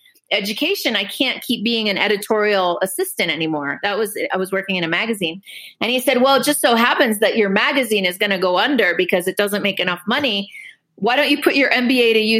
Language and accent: English; Dominican Republic; also born or lived in Cuba; now in United States; I grew up in the Dominican Republic